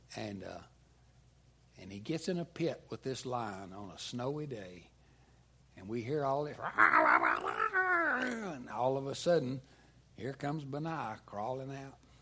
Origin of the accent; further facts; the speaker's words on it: United States; as comfortable American Christians